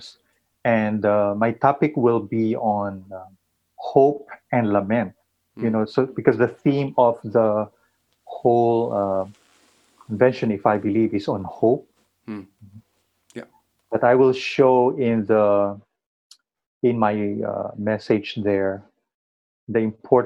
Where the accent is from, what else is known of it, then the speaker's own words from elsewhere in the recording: Philippines; as a Filipino who have been under colonial powers for many years